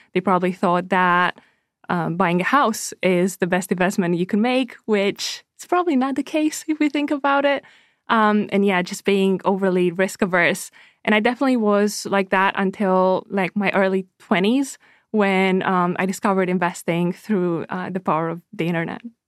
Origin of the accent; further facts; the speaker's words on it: Romania; moved away; I'm originally from Romania